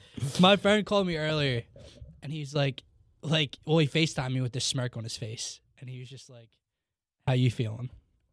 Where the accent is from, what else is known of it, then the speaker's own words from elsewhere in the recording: New Jersey, United States; I remember Wells Fargo's growing up in Jersey.